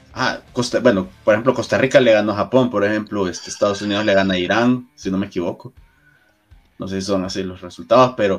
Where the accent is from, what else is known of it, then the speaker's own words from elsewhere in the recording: El Salvador; como salvadoreños